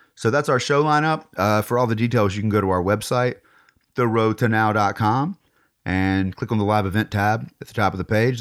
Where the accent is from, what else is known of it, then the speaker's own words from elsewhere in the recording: Nashville, Tennessee, United States; right here in my hometown of Nashville